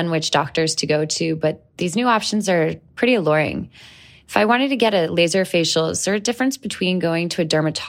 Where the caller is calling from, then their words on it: Denver, Colorado, United States; I'm from Denver, Colorado